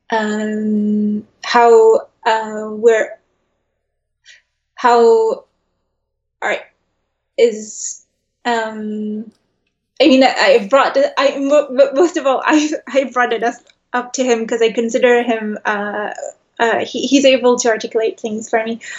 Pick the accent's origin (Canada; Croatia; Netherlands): Netherlands; also born or lived in New York, United States; Even when I was a kid, I, I grew up in the Netherlands and in New York.